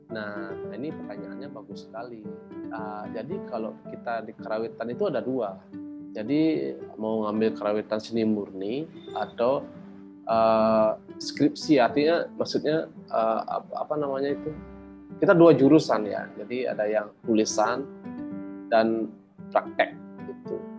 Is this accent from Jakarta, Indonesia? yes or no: no; Batuan, Bali, Indonesia; saya itu, eh, lahir di Desa Batuan, di desa yang penuh dengan kesenian